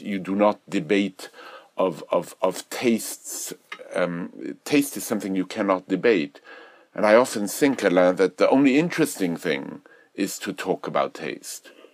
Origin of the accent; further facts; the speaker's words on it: Belgium; moved away; when I was growing up in Europe. I remember in, in Belgium, we, we studied Boileau